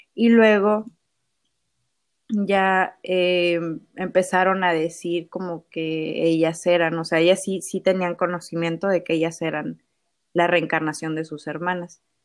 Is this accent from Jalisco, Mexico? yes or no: no; Ciudad Mante, Tamaulipas, Mexico; born or raised there